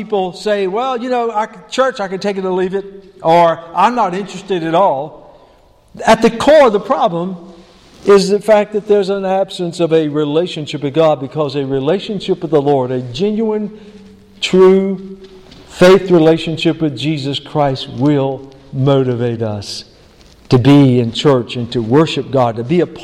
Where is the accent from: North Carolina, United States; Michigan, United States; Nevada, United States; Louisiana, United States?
North Carolina, United States; High Plains community, Person County, on the Virginia border; moved away; the community in which I was born and known as the High Plains community and that farm and rural part of Person County right on the Virginia border. I yearn to go back there because, you know, that's where I was born. That's where I was raised